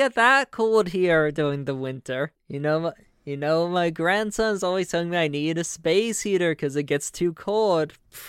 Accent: New York, United States; also born or lived in Boston; Well, you know, I'm originally from New York, and then I moved down to Boston. But right now we live down in Florida.

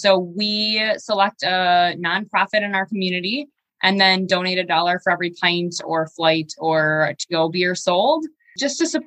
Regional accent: Shawano, Wisconsin, United States; now in Green Bay, United States; I'm originally from Shawano, so it's about 45 minutes away from Green Bay. But when you're a kid growing up in Shawano

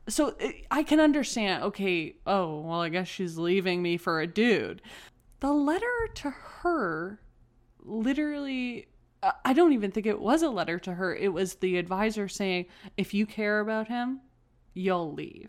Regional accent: Canada; We are Canadian

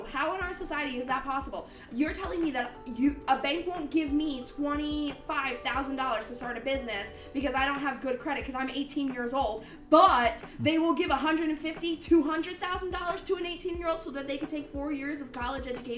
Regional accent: Mount Pocono, Pennsylvania, United States; born or raised there

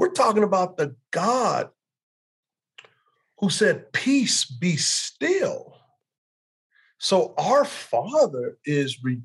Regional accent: Texas, United States; growing up in Texas, I grew up a huge Cowboy fan

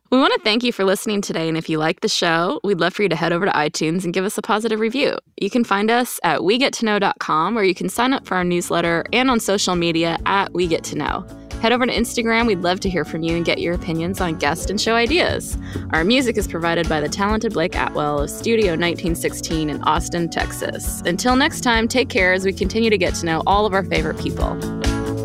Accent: Quebec, Canada; I grew up in Quebec

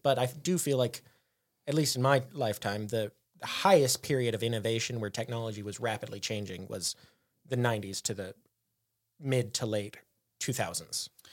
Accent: United States; as an American

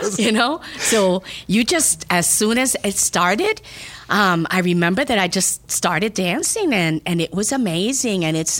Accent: New York City, New York, United States; now in Georgia, United States; So I'm originally born and raised in New York City.

